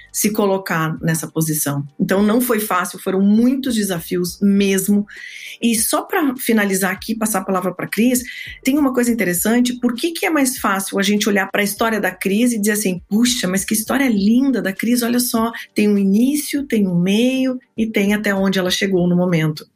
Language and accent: Portuguese; Rio Grande do Sul, Brazil; now in Orlando, United States; eu sou gaúcha. Hoje estou falando com vocês daqui de Orlando, na Flórida, onde eu moro.